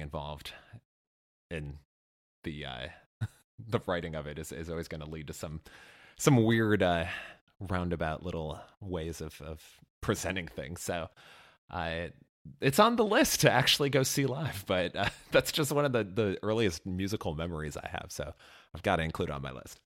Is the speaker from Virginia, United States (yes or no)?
no; near Chicago, Illinois, United States; my hometown, well, near hometown adjacent of Chicago